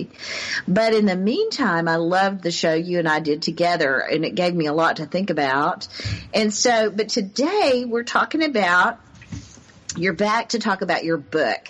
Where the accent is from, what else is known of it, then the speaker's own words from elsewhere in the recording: the South, United States; growing up in the South